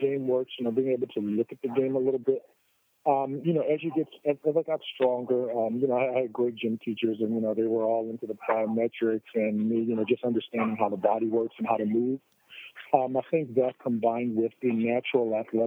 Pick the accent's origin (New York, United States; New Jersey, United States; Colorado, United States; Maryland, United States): New Jersey, United States; Atlantic City; I was from Atlantic City